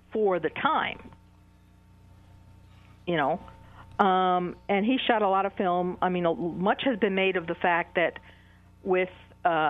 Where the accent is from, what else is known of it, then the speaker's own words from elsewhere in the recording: New York City, New York, United States; I'm from Queens, New York myself. And I grew up in a town called College Point, which was also a waterfront community